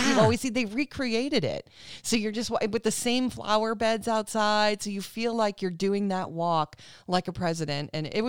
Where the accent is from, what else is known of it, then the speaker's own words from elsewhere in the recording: Cape Cod, Massachusetts, United States; Some of them had taken a trip to Cape Cod, where we're from